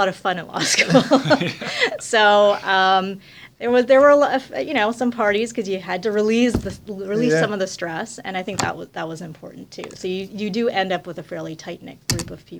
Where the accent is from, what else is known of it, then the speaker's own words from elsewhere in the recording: Montreal, Quebec, Canada; moved away as an adult; also born or lived in Ottawa; I grew up in Montreal